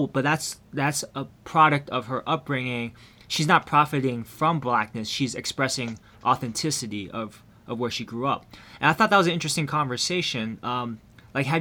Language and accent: English; South Bay, Bay Area, California, United States; first language Taiwanese; English is a second language; I grew up mainly in the Bay Area, the South Bay